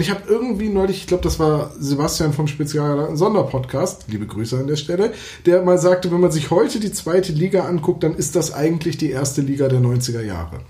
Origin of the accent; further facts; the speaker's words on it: Bremen, Germany; dass ich gebürtiger Bremer bin